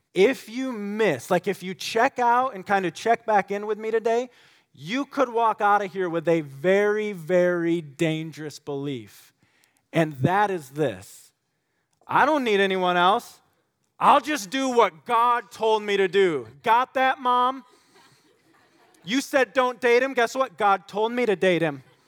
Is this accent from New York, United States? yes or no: no; West Michigan, United States; growing up in West Michigan